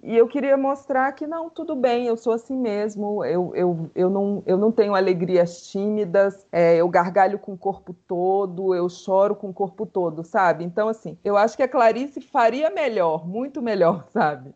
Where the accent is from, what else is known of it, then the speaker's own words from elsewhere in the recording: Brasília, Federal District, Brazil; sou brasiliense, amo ser brasiliense